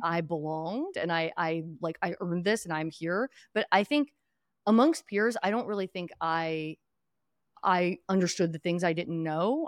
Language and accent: English; Philadelphia, Pennsylvania, United States; I grew up in Northeast Philadelphia or originally Western Pennsylvania before